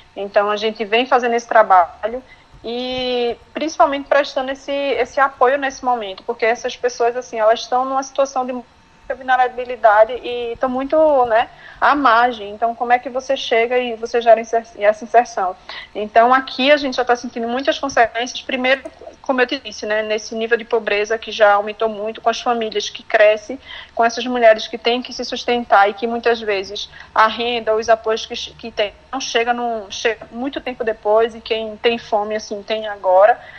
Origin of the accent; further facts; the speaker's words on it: Glória do Goitá, Pernambuco, Brazil; eu sou de Glória do Goitá, que fica no interior de Pernambuco, Zona da Mata. Eu sou formada em administração de empresas, mas eu nasci aqui na área rural, né, é, de Glória do Goitá